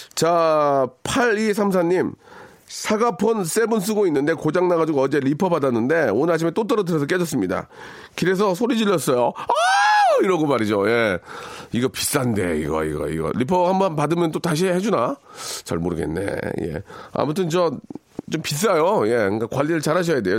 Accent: Seoul, South Korea; also born or lived in Jeonju; 저 개화초등학교 맞습니다. 개화초등학교 맞고

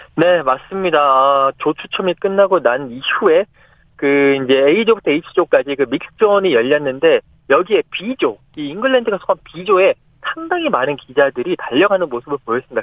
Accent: South Korea; 나는 한국이다

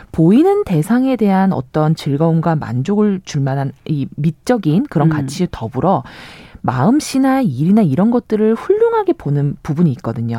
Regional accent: Busan, South Korea; 저는 제가 부산 출신이다 보니까

